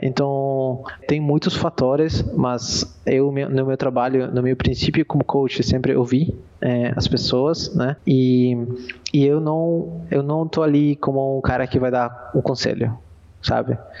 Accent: Peru; eu sou peruano

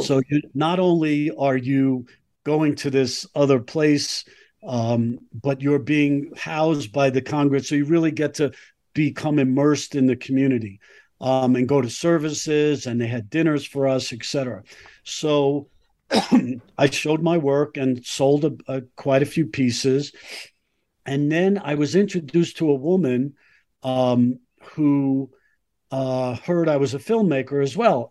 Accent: New York City, New York, United States; moved away as an adult; now in Colorado, United States; I grew up in Brooklyn, um, New York

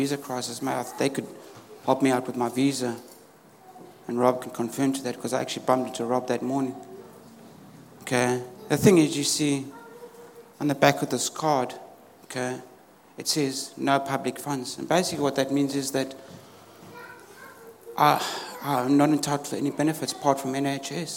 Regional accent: South Africa; moved away as an adult; now in United Kingdom; I was born in South Africa, and I've been here in the UK just over 10 years now.

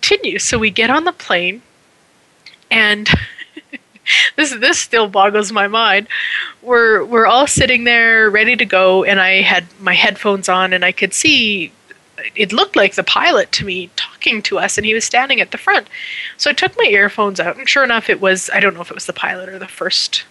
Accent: Canada; being Canadian

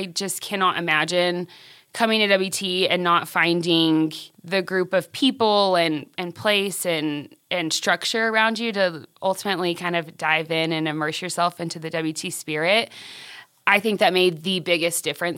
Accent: Friona, Texas, United States; now in Canyon, United States; I grew up in Friona. Mainly. My dad was a football coach, so we lived a few places, but Friona is where I graduated.

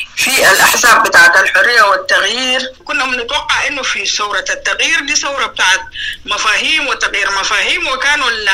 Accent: South Darfur, Sudan; moved away as an adult; also born or lived in Egypt / United Kingdom / Netherlands; من مواليد جنوب دارفور 1962 ودرست المراحل التعليمية بجنوب دارفور حتى المرحلة الثانوية

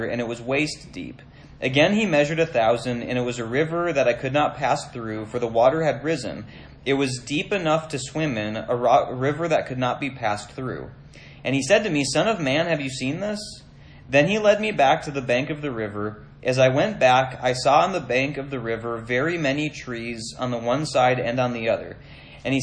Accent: Minnesota, United States; Growing up in Minnesota, we had a, like, whenever the snow started to melt, we had a dirt driveway at the house that I grew up

